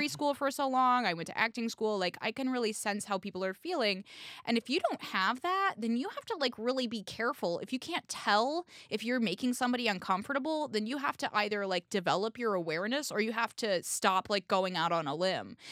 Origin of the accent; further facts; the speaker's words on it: Indianapolis, Indiana, United States; now in New York, United States; I'm from Indiana, I'm from Indianapolis, which is a sizable city.